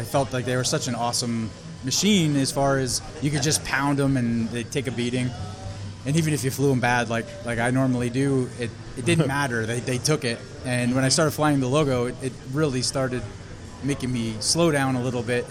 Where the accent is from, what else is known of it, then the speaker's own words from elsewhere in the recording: Allentown, Pennsylvania, United States; Allentown, Pennsylvania